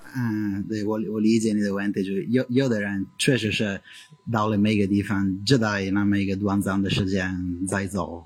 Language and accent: Chinese; Italy; Chinese is a second language; moved away as an adult; now in China; 我来自意大利，我在中国待了大概五年